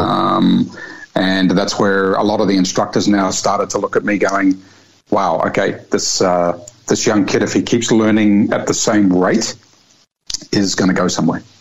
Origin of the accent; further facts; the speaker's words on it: Rotorua, Bay of Plenty, New Zealand; moved away as an adult; now in Australia; as a young boy growing up in Rotorua, New Zealand.